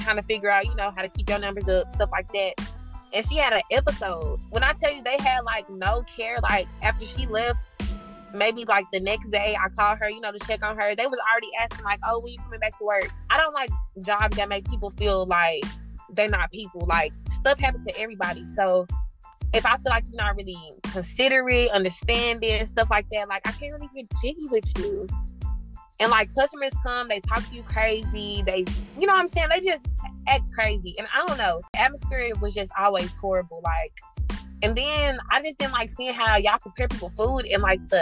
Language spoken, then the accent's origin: English; Dallas, Texas, United States; I'm from Dallas, Texas